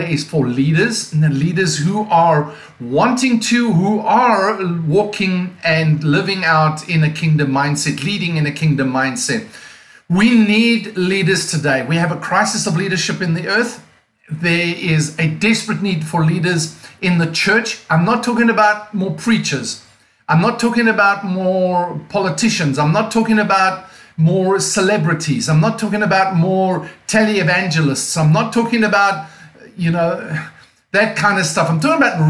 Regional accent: Cape Town, Western Cape, South Africa; accent: non-American; now in Mount Joy, United States; my accent is non-American. As you can hear, I'm actually from South Africa, from a place called Cape Town, South Africa

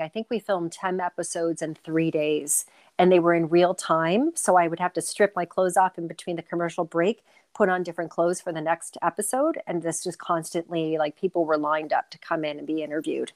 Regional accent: Cleveland, Ohio, United States; moved away as an adult; also born or lived in New York City; now in Canada; I'm born and raised in Cleveland, Ohio

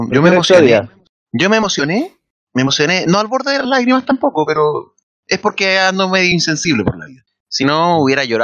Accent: Peru; now in Mexico; soy, peruano, pe.

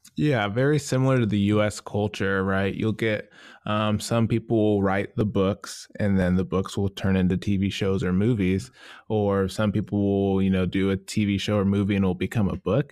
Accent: United States; being an American

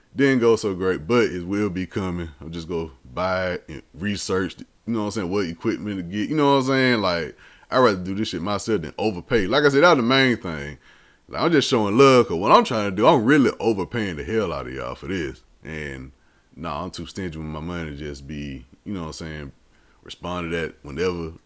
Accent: the South, United States; I'm born and raised in the South

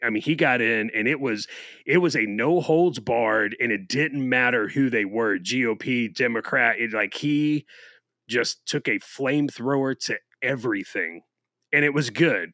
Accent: Florida, United States; my home state

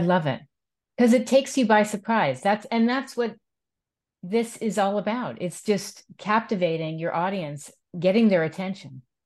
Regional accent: East Coast, United States; also born or lived in Manhattan, New York; I grew up on the East Coast, and I lived in Manhattan

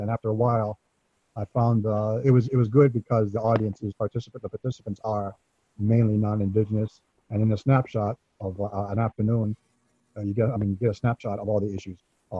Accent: Detroit, Michigan, United States; moved away as an adult; also born or lived in Kahnawake Mohawk Territory, Quebec; now in Kahnawake, Canada; Ganyangahaga and Anishinaabe ancestry. That's Mohawk and Ojibwe. Born to Native parents. I grew up born and raised in Detroit, Michigan. Raised there until I was 21. Left there and moved to Ganawagi Mohawk Territory, which is near Montreal, Quebec, at the Indian Reserve.

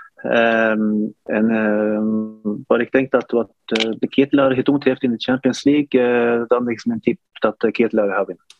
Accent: Northern Norway, Norway; Dutch is a second language; moved away as an adult; also born or lived in Turkey; ik kom van de noord van Noorwegen, een koude stad

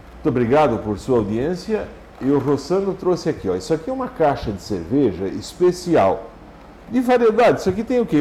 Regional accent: Santa Catarina, Brazil; Lá no São Miguel, onde eu nasci

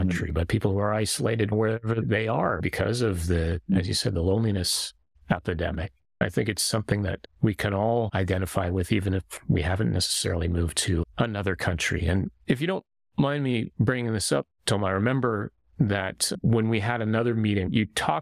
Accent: Canada; also born or lived in Japan; being a Canadian in Japan

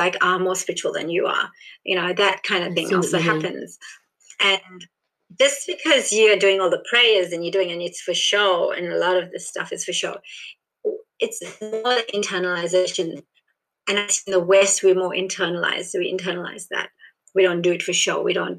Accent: South Africa; born there; Born in South Africa as Indian, you're not South African. Like, in South Africa, you kind of like regarded Indian.

